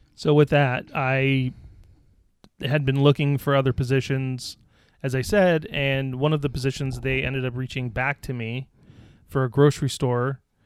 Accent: Scotland, United Kingdom; I'm Scottish.

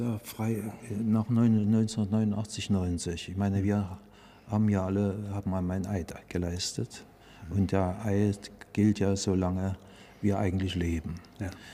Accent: East Germany, Germany; bei uns in der DDR

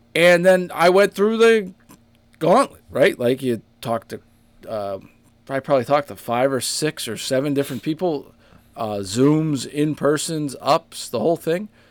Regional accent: Boston, Massachusetts, United States; now in Rhode Island, United States; in my hometown too

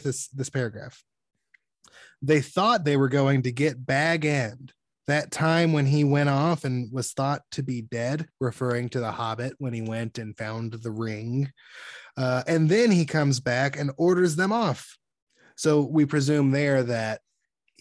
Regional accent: Alabama, United States; moved away as an adult; now in California, United States; from Alabama in the South, where I'm from, we would say stuff like bless his heart

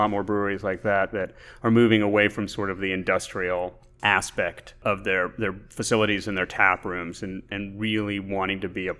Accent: Alabama, United States; now in Texas, United States; I moved to Texas from Alabama in 1988 and moved to Central Texas, which has a strong German tradition.

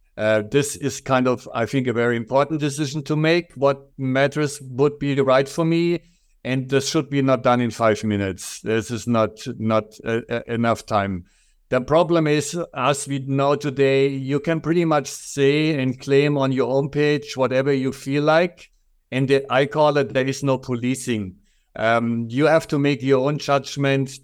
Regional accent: Germany; accent: German; English is a second language; moved away as an adult; I'm originally from Germany, so everybody will recognize my strong accent

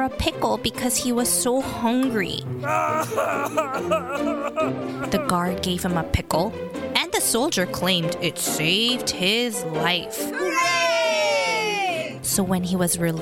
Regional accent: South Korea; now in United States; I grew up in South Korea

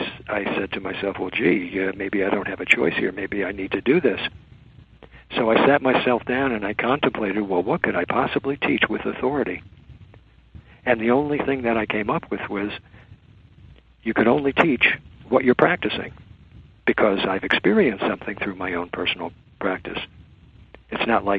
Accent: United States; I was born in America. I'm an American.

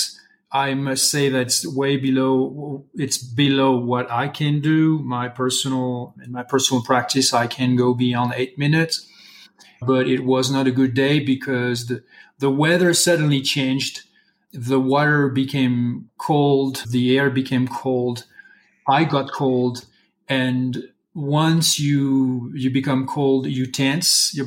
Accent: Brittany, France; English is a second language; moved away as an adult; now in Santa Fe, United States; I'm originally from Brittany, France

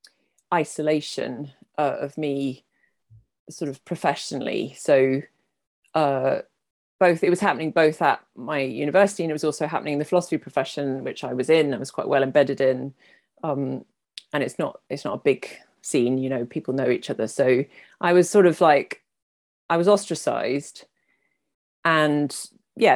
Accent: United Kingdom; I'm British.

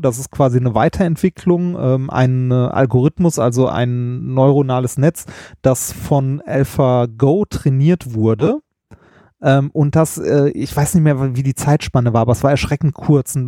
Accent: Ruhr area, North Rhine-Westphalia, Germany; Ich bin ein Kind des Ruhrgebiets, was man vielleicht auch hört.

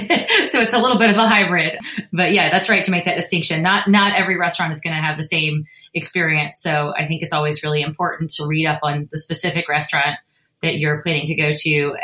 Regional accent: San Francisco Bay Area, California, United States; I'm from the San Francisco Bay Area.

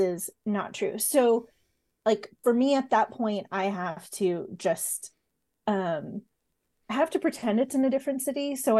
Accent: San Diego, California, United States; I grew up in San Diego.

